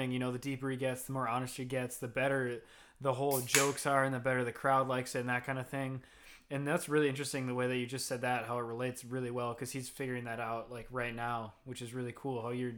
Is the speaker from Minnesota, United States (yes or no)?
yes; Minnesota, United States; me and her are both from Midwest. We're from Minnesota, which is very classic for Minnesota.